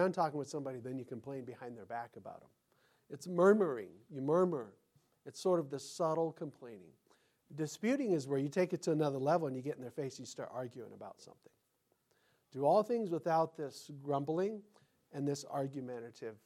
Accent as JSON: {"language": "English", "country": "United States", "said": "I'm an American"}